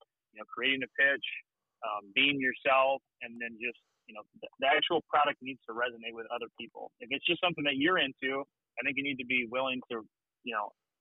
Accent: Michigan, United States; We're from Michigan

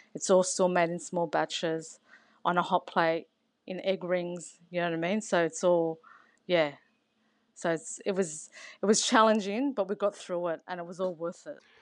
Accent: San Souci, New South Wales, Australia; I grew up in San Suzy in New South Wales

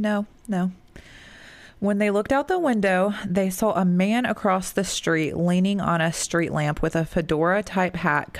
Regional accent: Annapolis, Maryland, United States; born or raised there; moved away; also born or lived in Georgia

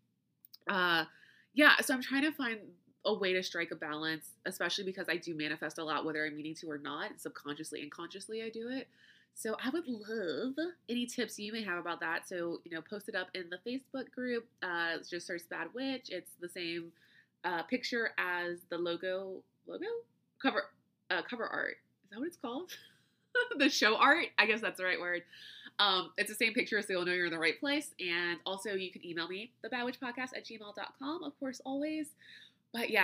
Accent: United States; accent: flat American; my flat American accent

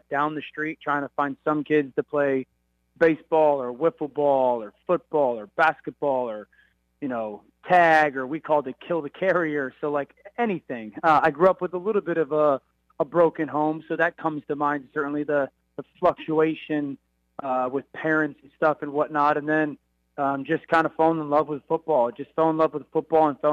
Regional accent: Connecticut, United States; I'm a kid from Connecticut

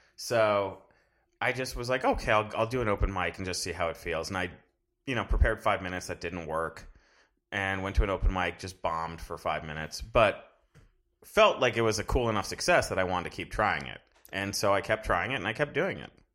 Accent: Fort Lauderdale, Florida, United States; moved away; I'm originally from South Florida

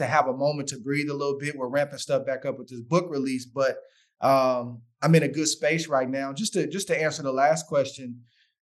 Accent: Oakland, California, United States; also born or lived in San Francisco / Hayward; born in San Francisco, spent some time living in Hayward, was in Oakland, then went to Hayward, then back to Oakland

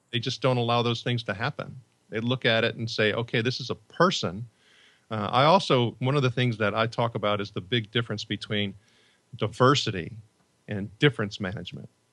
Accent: Northwest Indiana, United States; also born or lived in Chicago; I grew up in Northwest Indiana

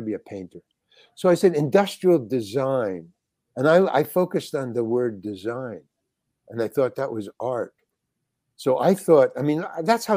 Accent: New York City, New York, United States; I was born in Manhattan. Yeah. Manhattan General Hospital

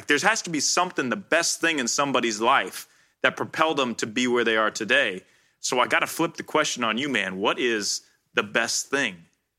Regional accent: Midwest, United States; moved away as an adult; now in Los Angeles, United States; we're both from the Midwest, small town, small school athletes.

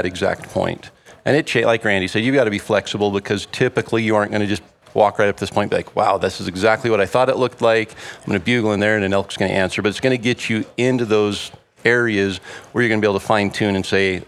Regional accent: North Idaho, United States; I grew up in North Idaho

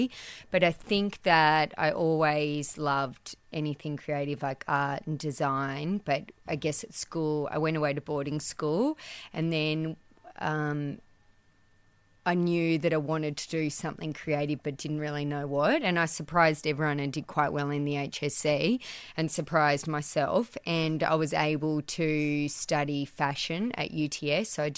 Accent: Orange, New South Wales, Australia; also born or lived in Sydney, Australia; I grew up in Orange. I grew up on a farm in Blaney, and Mum had a clothing store for 25 years.

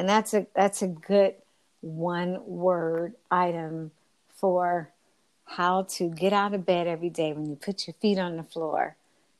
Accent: West Coast, United States; meet the Nab Femme sister from the West Coast, as I am.

